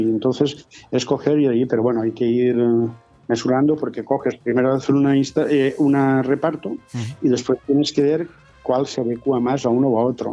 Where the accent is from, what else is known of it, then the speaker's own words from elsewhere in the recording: Callosa d'en Sarrià, Valencian Community, Spain; Mi pueblo